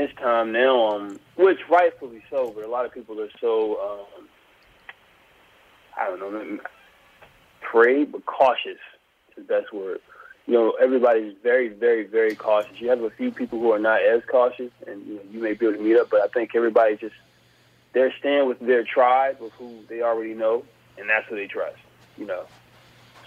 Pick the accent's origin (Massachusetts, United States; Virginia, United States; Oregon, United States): Virginia, United States; South Boston; I grew up in South Boston, Virginia.